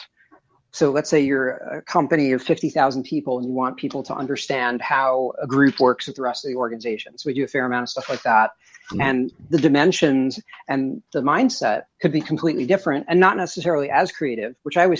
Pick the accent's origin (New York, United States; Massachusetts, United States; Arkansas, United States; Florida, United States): New York, United States; suburbs of New York City, United States; now in Midwest, United States; I'm in the Midwest now, but I'm originally from New York, in the suburbs of New York City